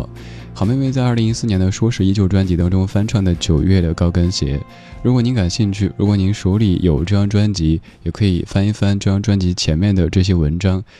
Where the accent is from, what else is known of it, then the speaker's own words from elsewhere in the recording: Sichuan, China; accent: Sichuanese; 用我家乡话四川话来说